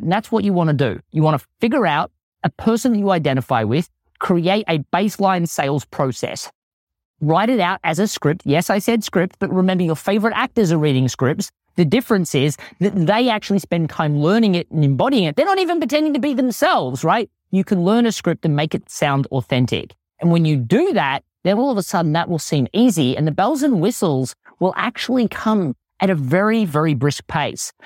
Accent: Australia; accent: Australian; my Australian accent always plays up

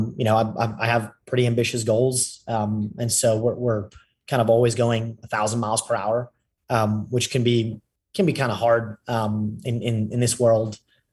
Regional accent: Paris, Île-de-France, France; moved away; also born or lived in London / Austin, Texas; I was brought up in Paris

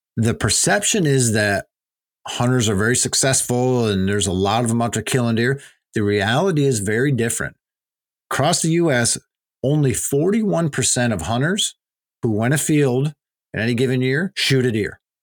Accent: Pennsylvania, United States; my home state of Pennsylvania

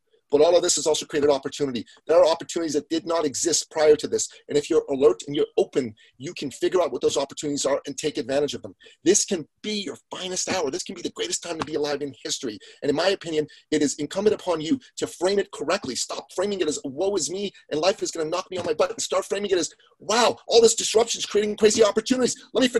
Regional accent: Iran; moved away; Well, my family comes from Iran. We're Christians from Iran, ethnic Assyrians on my father's side. And we came here right after the Iranian Revolution.

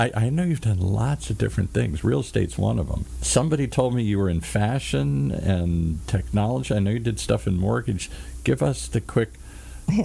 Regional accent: Midwest, United States; now in Orange County, United States; I'm from the Midwest.

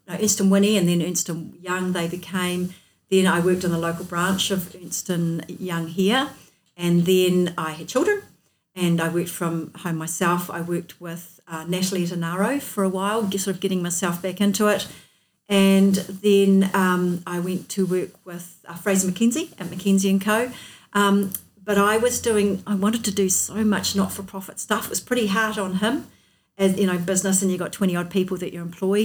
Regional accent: North Otago, New Zealand; also born or lived in Dunedin; I was born in North Otago and I've lived here most of my life

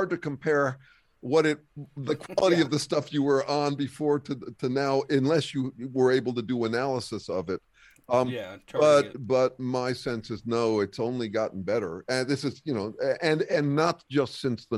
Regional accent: Berkeley, California, United States; also born or lived in upstate New York; I'm from Berkeley

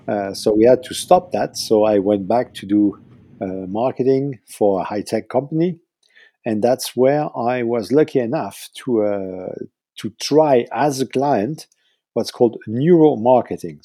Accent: southern France, France; moved away; also born or lived in Switzerland / Paris; lived nine years in Switzerland, then we moved to the south uh, of France, and that's where I did all my my scholarship

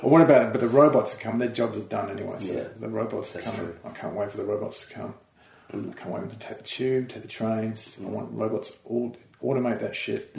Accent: Australia; moved away as an adult; now in United Kingdom; we moved over from Australia

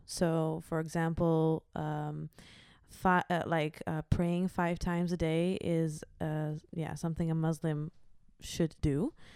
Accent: Achterhoek, Gelderland, Netherlands; now in The Hague, Netherlands; From the Achterhoek

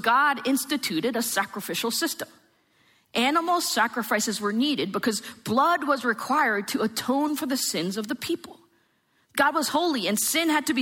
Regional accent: New Jersey, United States; I am from New Jersey.

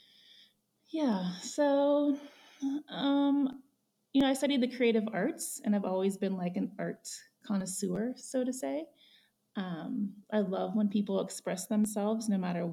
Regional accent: Ohio, United States; moved away as an adult; now in Jackson, United States; I'm from the Midwest. I grew up in Ohio, moved to Jackson

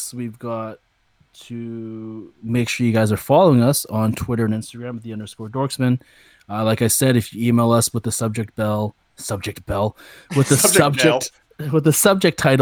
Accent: Canada; a Canadian

